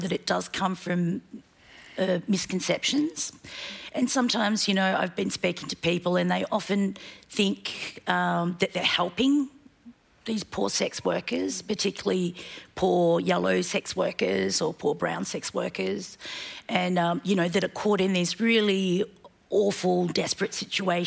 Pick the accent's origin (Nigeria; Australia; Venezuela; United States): Australia; also born or lived in Korea; I was born in Korea and I migrated to Australia. Having studied and grown up in Australia